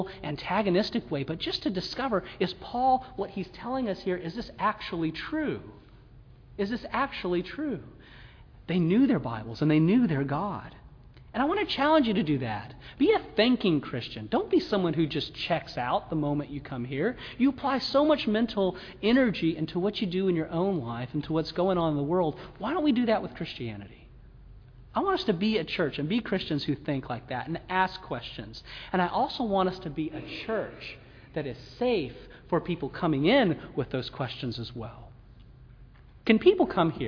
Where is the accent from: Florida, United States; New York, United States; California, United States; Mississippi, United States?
Mississippi, United States; We're from Mississippi